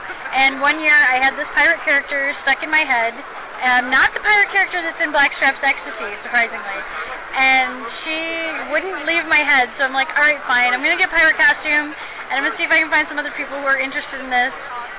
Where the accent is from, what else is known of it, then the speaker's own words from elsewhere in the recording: New York, United States; people also, as soon as they hear I'm from New York, they immediately think I'm from the city, and that was not the case when I was growing up. I grew up in a very empty, open area, a lot of trees, a lot of swamps, a lot of open fields.